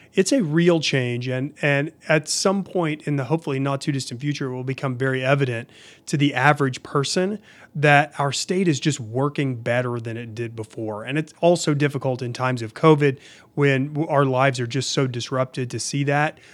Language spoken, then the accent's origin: English; Oklahoma City, Oklahoma, United States; I grew up in Oklahoma City.